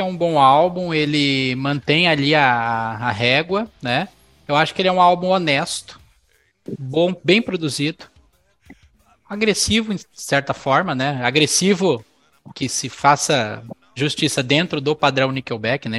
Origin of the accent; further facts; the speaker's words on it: São Paulo, Brazil; moved away; o lugar onde eu morava, quando eu morava em São Paulo, quando o lugar que eu cresci